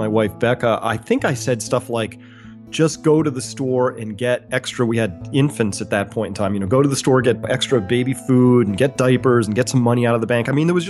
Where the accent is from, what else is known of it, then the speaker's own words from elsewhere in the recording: Mansfield Center, Connecticut, United States; I grew up in Mansfield Center, Connecticut, which is near Storrs, Connecticut, so kind of rural.